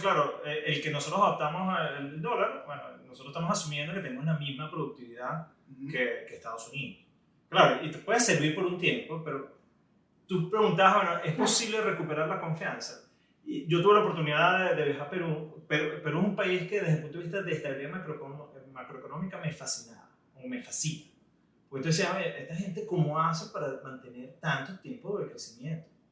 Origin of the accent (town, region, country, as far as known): Venezuela